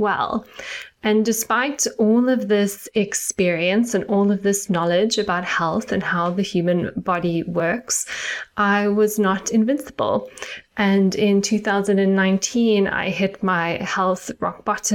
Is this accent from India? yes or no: no; South Africa; moved away as an adult; now in United Kingdom; if you can hear a little tinge of my accent, I am South African and I grew up in South Africa